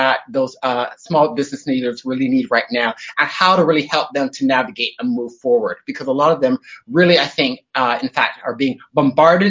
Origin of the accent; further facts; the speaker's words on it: Toronto, Ontario, Canada; moved away as an adult; now in Sydney, Australia; I live in Sydney, Australia, but as you can tell by my lack of Aussie accent, I'm originally from Toronto, Canada. So I've been here in Sydney down under for about 21 years